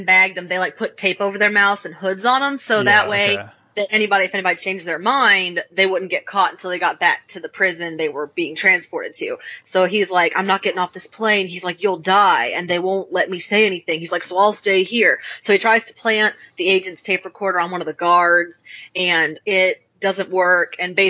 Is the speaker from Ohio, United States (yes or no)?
no; Georgia, United States; Yes, you know, we're from Georgia, so that's pretty close to Alabama. And I know I don't sound like it.